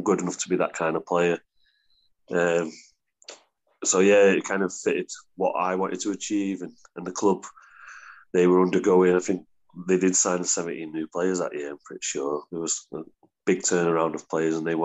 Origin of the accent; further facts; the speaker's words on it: Warrington, North West England, United Kingdom; moved away as an adult; also born or lived in Queensland; Warrington's my hometown club